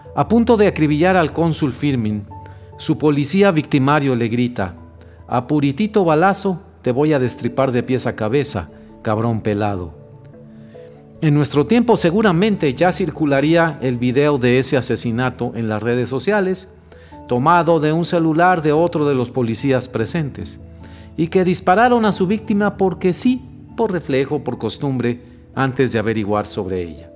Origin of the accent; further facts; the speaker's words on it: Mexico; los mexicanos sentimos